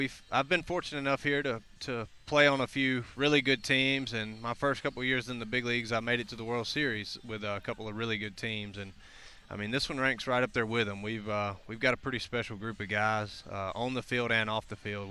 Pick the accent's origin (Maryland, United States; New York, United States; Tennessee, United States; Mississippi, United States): Mississippi, United States; I grew up in Mississippi, so small town.